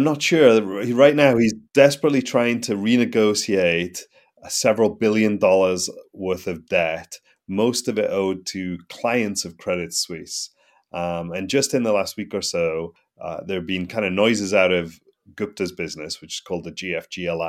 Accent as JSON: {"language": "English", "town": "Newcastle", "region": "North East England", "country": "United Kingdom", "tie": "born or raised there", "said": "No, I'm English. I'm from the north of England. I grew up in a place called Newcastle, which is about as far north as you can go in England before you hit Scotland."}